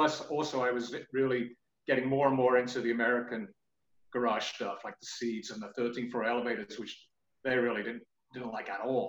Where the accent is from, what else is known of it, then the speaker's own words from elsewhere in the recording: England, United Kingdom; moved away; So I came over from England, in fact, to join … on bass.